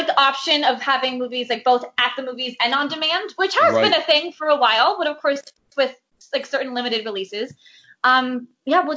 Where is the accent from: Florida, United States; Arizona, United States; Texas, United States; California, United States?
Florida, United States; Boca Raton; also born or lived in Manhattan, New York; now in New York, United States; My hometown movie theater, it's called Cinemark Palace 20 in Boca Raton.